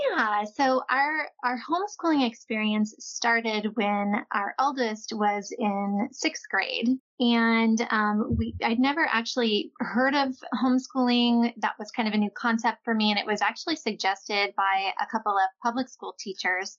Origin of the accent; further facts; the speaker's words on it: Midwest, United States; moved away as an adult; also born or lived in California; We're all from the Midwest